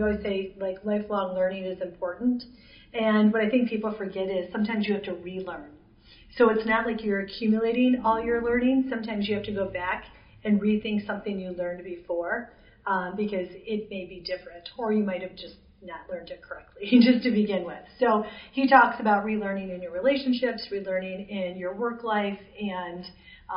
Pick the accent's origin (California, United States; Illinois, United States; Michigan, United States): Michigan, United States; I'm from Michigan. I haven't even moved more than 20 miles in my whole life